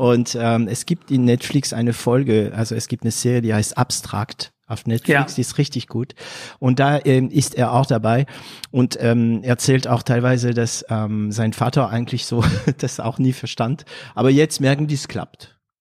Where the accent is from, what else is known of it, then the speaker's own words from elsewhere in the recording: Hauts-de-France, France; accent: Ch'ti; German is a second language; moved away; Ich bin aus Nordfrankreich, also für die, die das kennen, das nennt man die Sties. Wir haben einen ganz, ganz äh, strengen, starken Dialekt